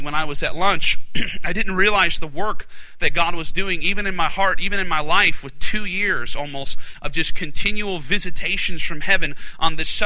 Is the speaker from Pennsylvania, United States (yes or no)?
no; Alaska, United States; I'm from Alaska